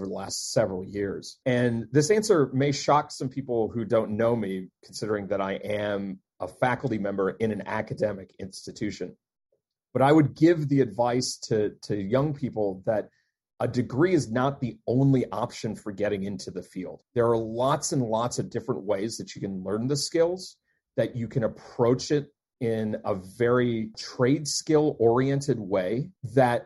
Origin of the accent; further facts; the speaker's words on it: Deep South, United States; also born or lived in Maryland; now in Maine, United States; I'm not originally from Maine. I am not even originally from the Northeast. I am from the Deep South